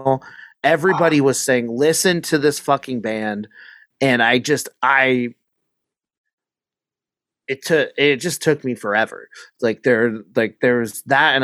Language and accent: English; Pacific Northwest, United States; I grew up like in the Pacific Northwest.